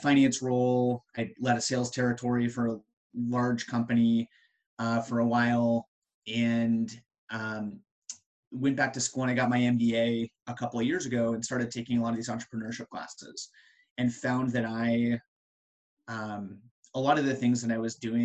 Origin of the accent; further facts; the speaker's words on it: Colorado, United States; moved away as an adult; also born or lived in Ohio / Chicago / Pennsylvania / the Triangle, North Carolina; now in Research Triangle, North Carolina, United States; I'm originally from Colorado